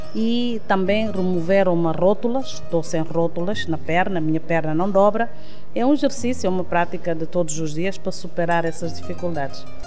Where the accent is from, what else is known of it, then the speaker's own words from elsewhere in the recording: Canchungo, Cacheu, Guinea-Bissau; moved away; also born or lived in Bissau; Eu nasci em Canchungo, não sou de Bissau